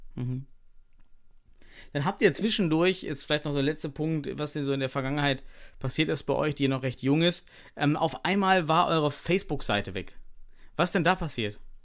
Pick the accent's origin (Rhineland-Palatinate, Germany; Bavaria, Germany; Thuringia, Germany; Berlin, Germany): Thuringia, Germany; moved away; ich komme selber aus Thüringen, habe dort äh, meine Kindheit verbracht, auch meine Studienzeit